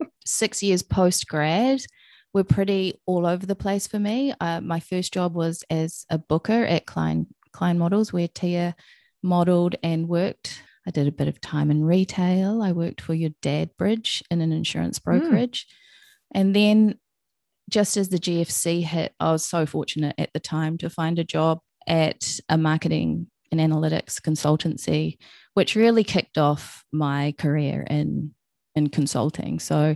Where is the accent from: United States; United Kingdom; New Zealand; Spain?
New Zealand; Hamilton, Waikato; born there; I'm from all over New Zealand. I was born in Hamilton, moved around a lot, and lived in the North and the South Island.